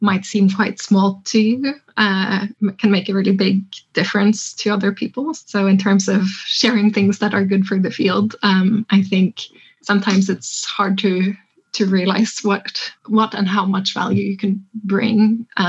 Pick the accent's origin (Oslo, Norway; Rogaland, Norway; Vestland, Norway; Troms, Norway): Troms, Norway; Tromsø; it's my hometown. It's where I grew up. It's in the north of Norway